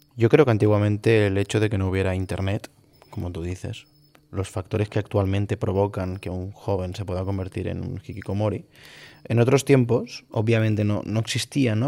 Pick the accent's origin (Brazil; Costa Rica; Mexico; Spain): Spain; Galicia; now in Catalonia, Spain; soy gallego